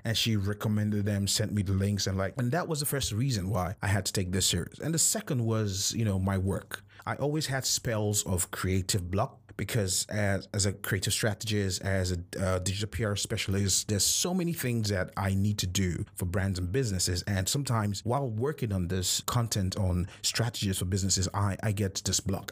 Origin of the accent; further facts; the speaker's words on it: Nigeria; as a Nigerian.